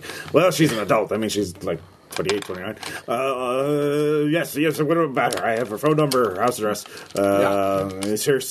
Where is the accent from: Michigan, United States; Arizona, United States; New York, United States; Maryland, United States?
New York, United States; Utica; I'm from State Utica, and I've never heard that expression.